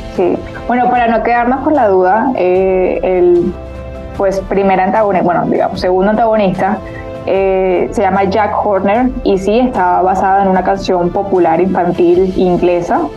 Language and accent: Spanish; Colombia; yo como pues colombiana